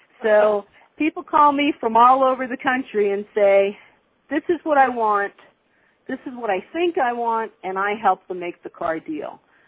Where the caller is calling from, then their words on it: Las Vegas, Nevada, United States; I'm calling you from Las Vegas, Nevada, and that's why it's still morning here and afternoon where you are, but it's a beautiful day in Las Vegas